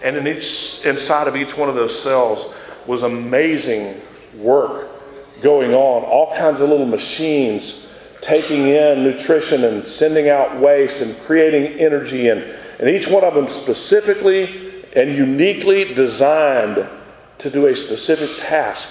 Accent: Florida, United States; I went to first grade here in this town, and I grew up in Florida

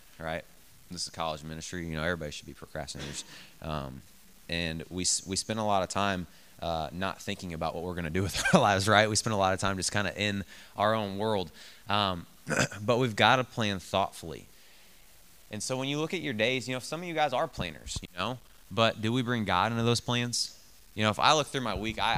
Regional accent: Bethalto, Illinois, United States; I grew up in Bethalto

